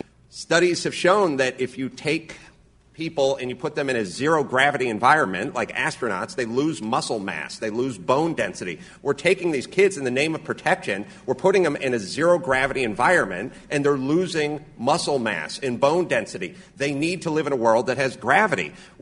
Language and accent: English; North Hollywood, California, United States; First off, I come from a very blue-collar background. I grew up in North Hollywood, California.